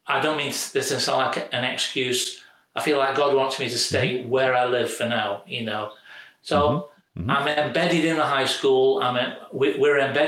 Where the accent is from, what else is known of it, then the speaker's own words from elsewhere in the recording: United Kingdom; moved away as an adult; now in St. Louis, United States; being British